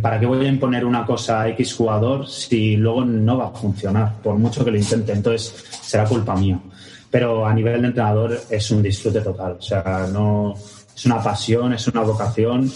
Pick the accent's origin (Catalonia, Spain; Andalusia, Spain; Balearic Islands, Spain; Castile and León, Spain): Catalonia, Spain; Barcelona; Yo también soy de Barcelona, sí, sí, yo también soy de Barcelona